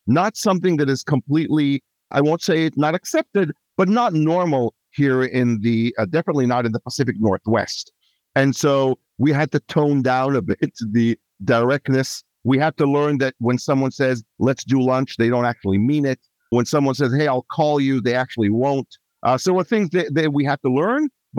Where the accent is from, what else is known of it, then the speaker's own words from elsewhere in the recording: Israel; moved away as an adult; also born or lived in Asia; now in Bellevue, United States; I'm originally from Israel. I was raised as a child in Asia. My dad was in shipping. Then back to Israel, teenage years, young adulthood, and then came to the Seattle area